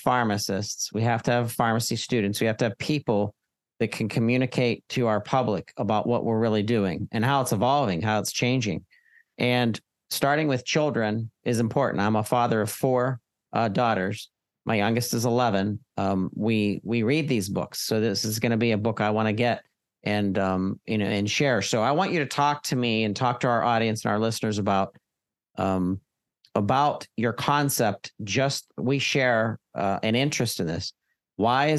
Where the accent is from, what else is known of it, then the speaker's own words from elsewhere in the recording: Pittsburgh, Pennsylvania, United States; Pittsburgh, my home town and city nearby.